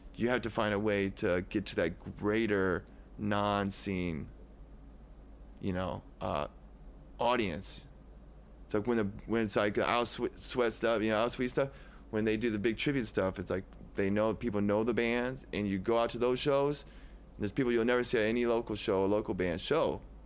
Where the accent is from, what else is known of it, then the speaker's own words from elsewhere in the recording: Davenport, Iowa, United States; I was from Davenport